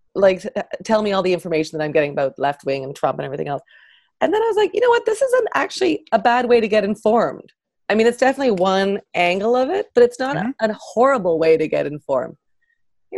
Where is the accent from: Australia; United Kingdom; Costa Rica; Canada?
Canada; moved away as an adult; now in Los Angeles, United States; I'm Canadian.